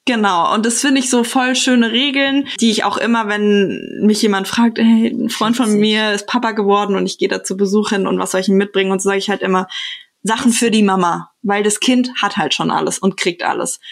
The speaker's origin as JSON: {"language": "German", "town": "Frankfurt", "region": "Hesse", "country": "Germany", "moved": "yes", "lives_now": "Berlin, Germany", "said": "Ich komme ja selber aus Frankfurt, also aus Hessen"}